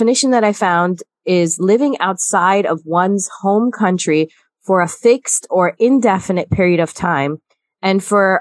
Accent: United States; also born or lived in Guyana; I consider myself American as much as anyone else

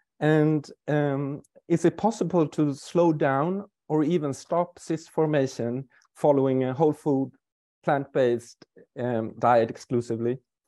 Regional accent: Stockholm, Stockholm County, Sweden; I'm from Stockholm, Sweden.

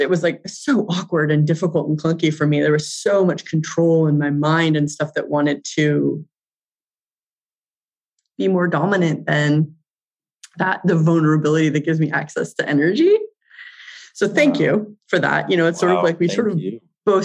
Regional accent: Santa Barbara, California, United States; I grew up in Santa Barbara

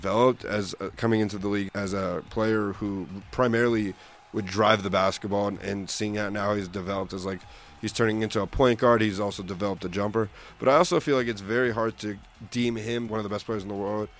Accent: Los Angeles, California, United States; growing up in Los Angeles

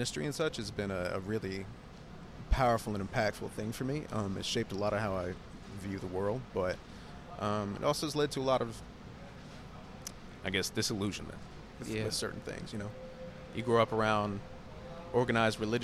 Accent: Taylorsville, United States; I was born right outside of Taylorsville. And I grew up really, you know, small country church.

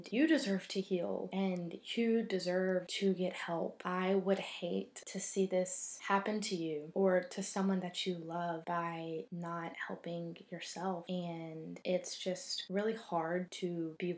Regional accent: North Carolina, United States; I am from North Carolina

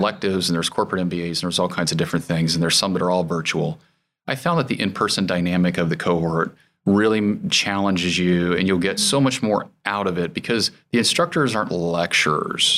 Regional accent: Goshen, Indiana, United States; I was born in Goshen, Indiana.

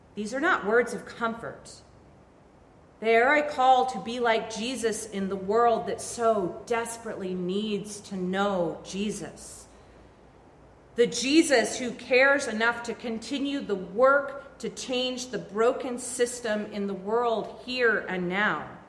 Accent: Vermont, United States; I grew up in Vermont

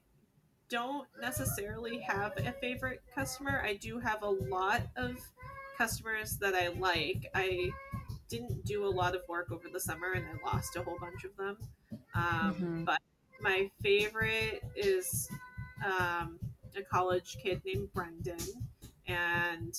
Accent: Northeast, United States; now in San Diego, United States; We're actually from the East Coast to the Northeast

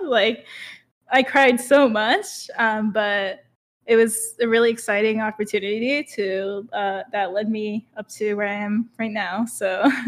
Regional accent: Okinawa, Japan; moved away as an adult; now in United States; I grew up in Japan till I was eighteen.

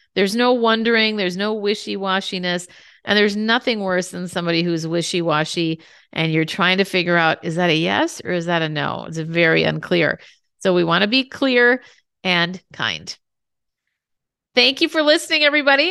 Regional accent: Minnesota, United States; I grew up in Minnesota

